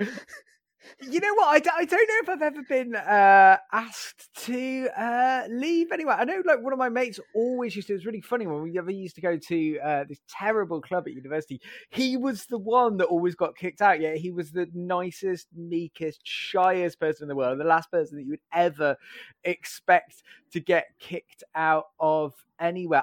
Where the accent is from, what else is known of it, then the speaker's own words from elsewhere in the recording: Staffordshire, West Midlands, United Kingdom; I grew up in, uh, Staffordshire in the Midlands.